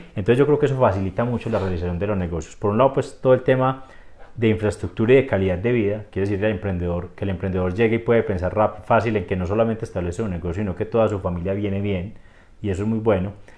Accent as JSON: {"language": "Spanish", "town": "Rionegro", "region": "Antioquia", "country": "Colombia", "said": "yo soy de Río Negro"}